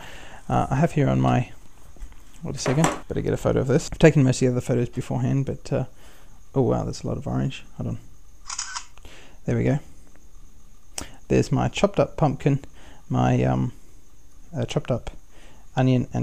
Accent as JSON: {"language": "English", "town": "Newcastle", "region": "New South Wales", "country": "Australia", "said": "I'm from Newcastle"}